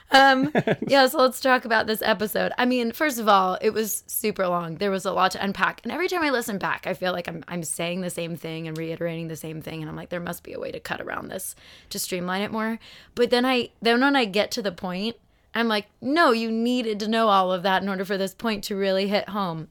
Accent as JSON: {"language": "English", "town": "Phoenix", "region": "Arizona", "country": "United States", "tie": "born or raised there", "moved": "yes", "said": "Phoenix Sky Harbor. Shout out to my hometown."}